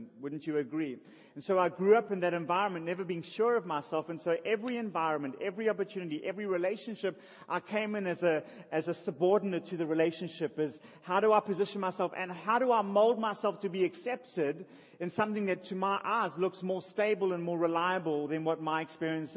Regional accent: Durban, KwaZulu-Natal, South Africa; I was born in Russell Street. I grew up in Albert Park

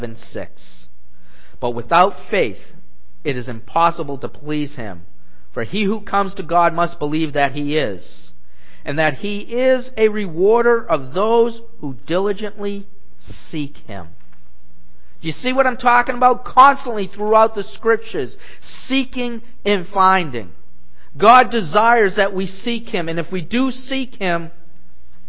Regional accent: New England, United States; I grew up in New England

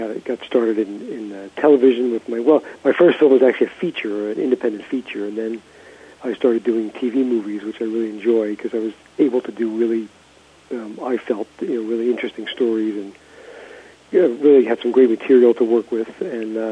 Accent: New York City, New York, United States; I grew up in Brooklyn

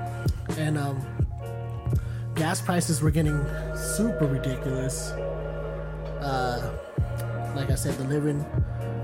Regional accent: San Francisco, California, United States; I'm from San Francisco

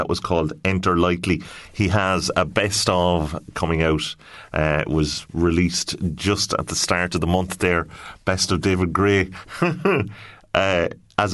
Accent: Sligo, Connacht, Ireland; moved away; my hometown of Sligo

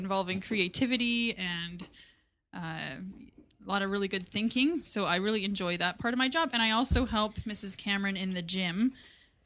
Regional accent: Chilliwack, British Columbia, Canada; also born or lived in Langley; So I am from Chilliwack. I was initially born in Langley.

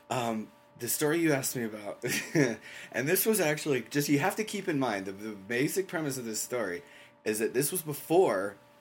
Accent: England, United Kingdom; I grew up in England

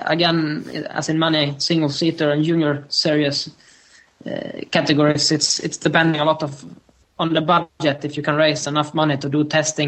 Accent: Sweden; moved away as an adult; also born or lived in Northampton; I've been based in Sweden the whole year in my hometown, which is 3 hours north from Stockholm.

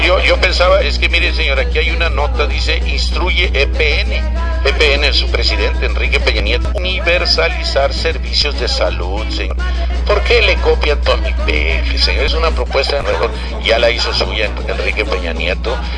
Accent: Río Bravo, Tamaulipas, Mexico; todos somos de Río Bravo

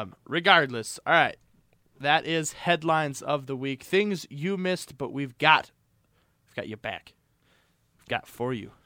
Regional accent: Missoula, Montana, United States; growing up in Missoula, in the Missoula County public school

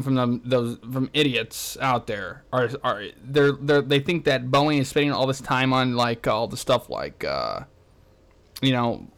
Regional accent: St. Louis, Missouri, United States; my hometown of St. Louis

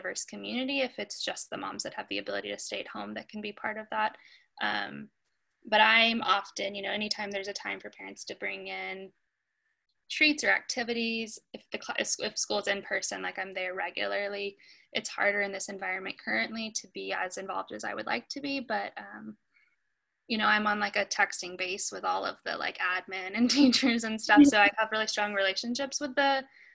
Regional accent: Jacksonville, Florida, United States; also born or lived in Arkansas; now in Nashville, United States; I grew up in Florida, and moved from Florida to Arkansas. So I moved from a really diverse community in Jacksonville, Florida, to a really homogenous community

